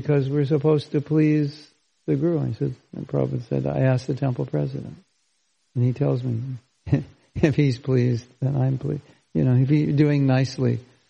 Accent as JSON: {"language": "English", "region": "California", "country": "United States", "tie": "born or raised there", "said": "I grew up in California."}